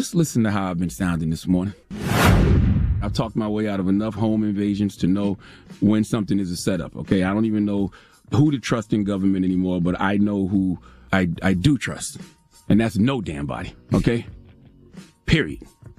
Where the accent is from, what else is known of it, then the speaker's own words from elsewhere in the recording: South Carolina, United States; Okay, I'm from South Carolina, the 843-803-864.